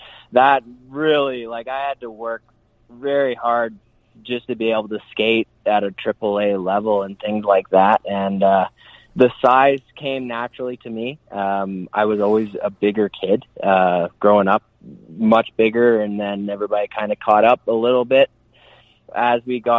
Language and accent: English; Okotoks, Alberta, Canada; also born or lived in Edmonton / Calgary; I was born in Edmonton, but probably played the most defining years of my hockey career. I bounced all around Alberta with my parents' work and things like that.